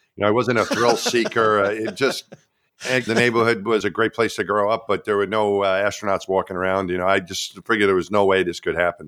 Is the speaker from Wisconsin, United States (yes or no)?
no; Long Island, New York, United States; moved away; I grew up in New York